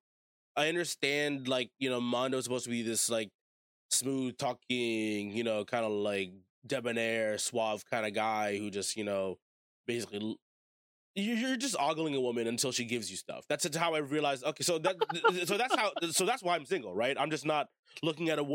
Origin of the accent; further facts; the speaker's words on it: United States; I was born and raised in America